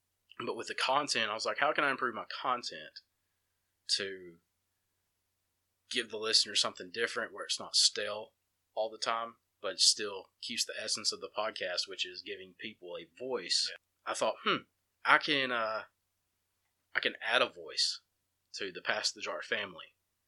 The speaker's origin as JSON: {"language": "English", "town": "Empire", "region": "Alabama", "country": "United States", "tie": "born or raised there", "said": "Shane grew up in Sipsey. I grew up in Empire. So we have, I mean, I have 12, 13 years of stories to tell you from my time in Empire."}